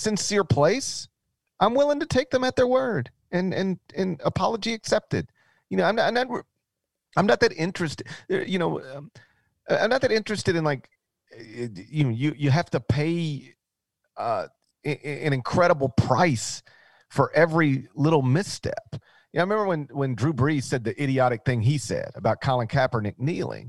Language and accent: English; Mississippi, United States; My home state is open for business